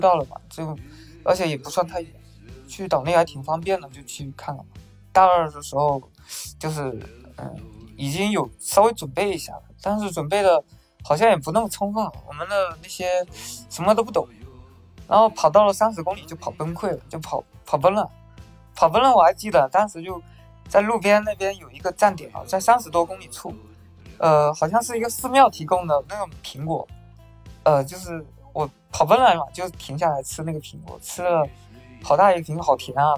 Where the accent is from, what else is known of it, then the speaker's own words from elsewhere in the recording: northern Fujian, China; 我老家是在，呃，福建的北部，缅北，一个，我们那边是一个山区